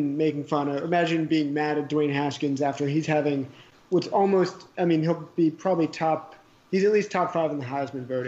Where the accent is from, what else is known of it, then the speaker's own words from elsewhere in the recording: Massachusetts, United States; growing up in Massachusetts